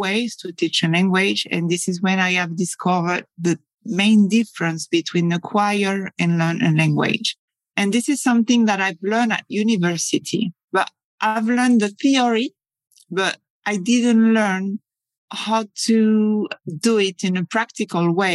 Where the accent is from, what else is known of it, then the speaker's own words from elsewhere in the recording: Paris, Île-de-France, France; English is a second language; moved away as an adult; also born or lived in Scotland; now in Spain; I'm French. I come from Paris.